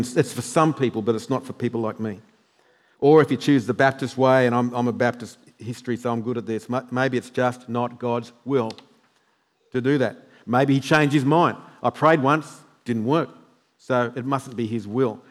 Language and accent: English; New South Wales, Australia; now in Queensland, Australia; I'm from New South Wales